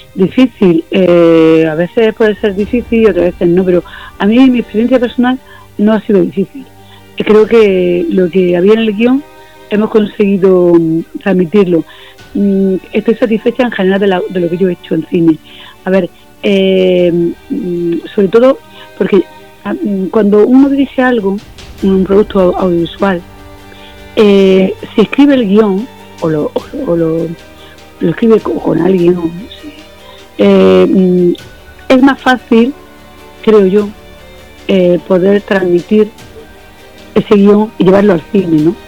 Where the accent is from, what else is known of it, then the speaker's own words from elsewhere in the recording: Almería, Andalusia, Spain; yo soy de Almería, vivo en Almería, estoy